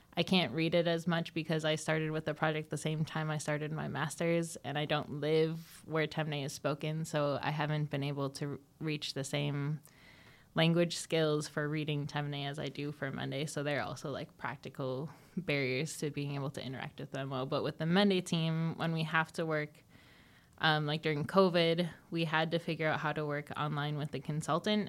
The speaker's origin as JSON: {"language": "English", "town": "Neenah", "region": "Wisconsin", "country": "United States", "tie": "born or raised there", "moved": "yes", "said": "I was born and raised in Neenah, Wisconsin"}